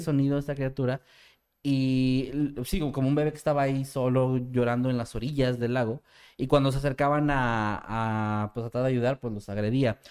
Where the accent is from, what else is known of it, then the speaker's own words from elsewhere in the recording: Mexico; como mexicano